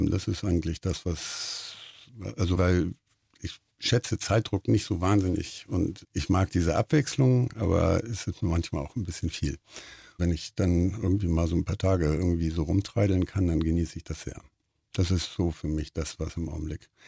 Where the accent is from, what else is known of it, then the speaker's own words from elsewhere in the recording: Hamburg, Germany; Also für mich ist das, ich bin Hamburger, ja. Also wir sind tolerant